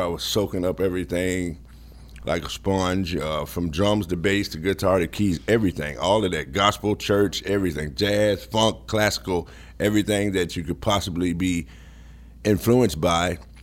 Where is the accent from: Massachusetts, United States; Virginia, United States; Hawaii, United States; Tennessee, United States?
Tennessee, United States; Memphis; I grew up in Memphis